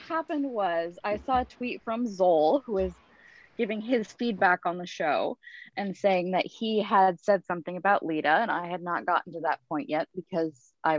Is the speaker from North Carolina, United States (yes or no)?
no; Alaska, United States; I'm from Alaska, so I just got home from work.